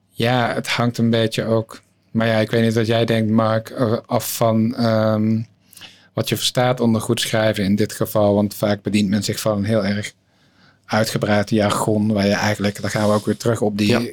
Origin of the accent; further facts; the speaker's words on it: near Tilburg, North Brabant, Netherlands; uit Brabant, eh, omgeving Tilburg, oh dorpje